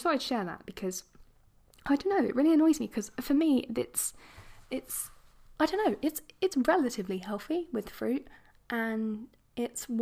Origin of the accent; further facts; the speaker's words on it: England, United Kingdom; accent: posh; I'm English